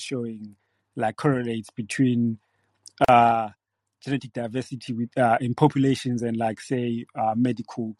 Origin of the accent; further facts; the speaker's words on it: Zimbabwe; now in United Kingdom; I was born in Zimbabwe, and I moved to the UK where I live now in 2009.